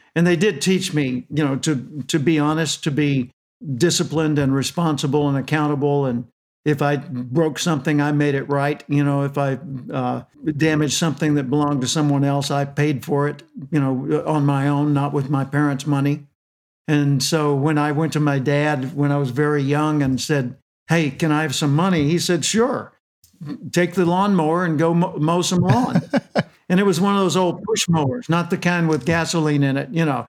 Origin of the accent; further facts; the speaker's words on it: Little Rock, Arkansas, United States; I was born in Little Rock, Arkansas. For those internationally, that's the center southern portion of the United States. My dad was a telephone repairman. By the way, I was born in 1946